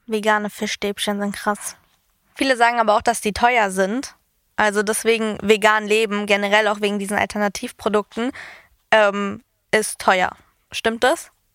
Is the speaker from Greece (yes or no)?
yes; Greece; ich bin Griechin